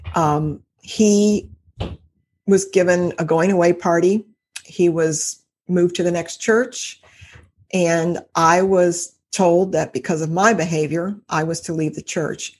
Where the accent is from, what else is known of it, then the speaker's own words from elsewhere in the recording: Cincinnati, Ohio, United States; from Cincinnati, Ohio. I've lived here all my life